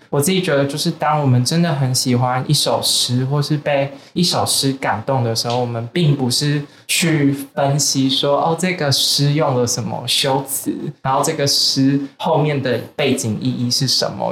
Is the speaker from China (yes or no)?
no; Taitung, Taiwan; 其实我是台东人，然后其实哦。我也很常，小时候很常是以观光客的角度到绿岛玩，或是去找朋友玩